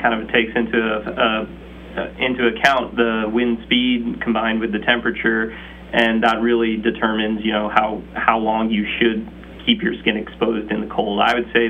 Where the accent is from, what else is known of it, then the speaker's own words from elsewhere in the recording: the South, United States; moved away as an adult; now in Scranton, United States; I'm from the South